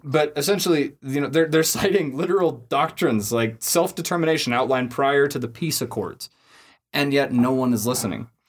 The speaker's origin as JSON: {"language": "English", "country": "United States", "said": "as an American"}